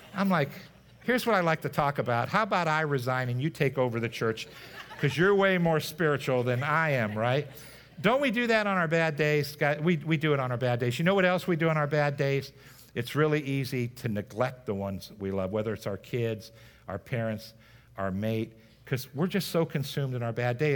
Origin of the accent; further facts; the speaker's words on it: United States; So growing up in America, we are growing up in this nation of what's called post, a post-Christianity era